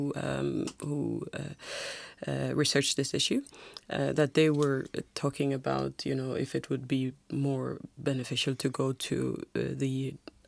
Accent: Jamaica; now in Iceland; I'm from Jamaica

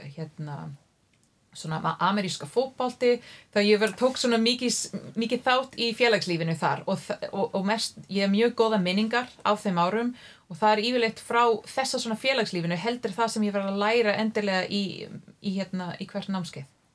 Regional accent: near Ottawa, Ontario, Canada; Icelandic is a second language; moved away as an adult; also born or lived in Toronto, Canada; now in Iceland; Ég er alveg upp í dreifbili í höfuborgarsvæðinu, mm -hmm. Eh, nálagt Ottawa

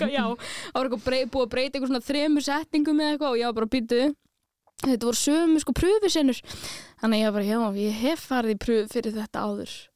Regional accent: Reykjavík, Capital Region, Iceland; also born or lived in Stykkishólmur; ég er alveg upp í Reykjavík en ég er ættuð frá stikkisólmi

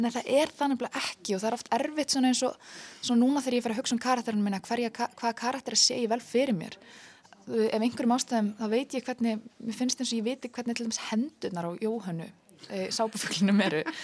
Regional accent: Iceland; við Íslendingar

